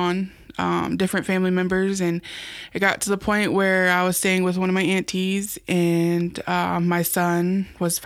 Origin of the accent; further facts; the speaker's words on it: Kansas, United States; moved away as an adult; now in Omaha, United States; I'm from Kansas